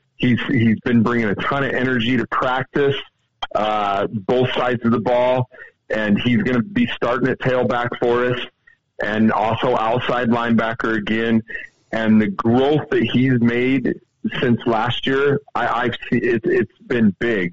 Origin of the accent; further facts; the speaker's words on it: Idaho, United States; now in Montana, United States; I'm from Idaho originally